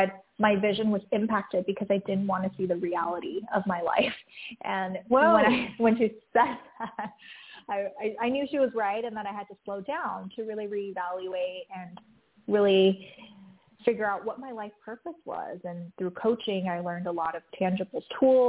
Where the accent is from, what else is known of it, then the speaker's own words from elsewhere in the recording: Taiwan; moved away; also born or lived in San Francisco; growing up, I grew up in Taiwan